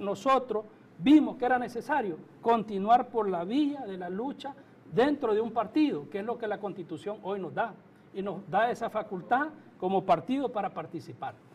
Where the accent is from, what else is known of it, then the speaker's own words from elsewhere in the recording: Nicaragua; nosotros realmente como nicaragüenses